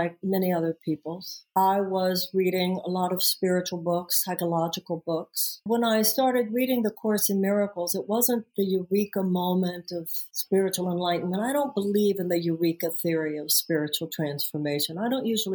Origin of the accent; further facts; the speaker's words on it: Houston, Texas, United States; I am from Houston, Texas